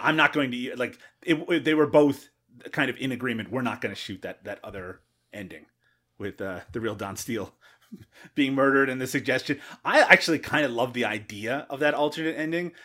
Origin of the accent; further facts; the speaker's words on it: Canada; as a Canadian